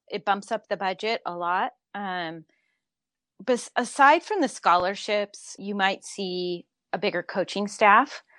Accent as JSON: {"language": "English", "region": "Southern California", "country": "United States", "tie": "born or raised there", "said": "I grew up in Southern California"}